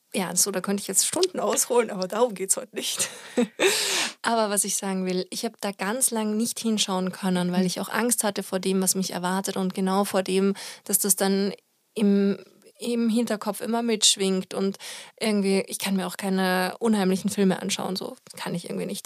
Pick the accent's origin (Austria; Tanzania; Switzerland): Austria; now in Germany; in Österreich, wo ich herkomme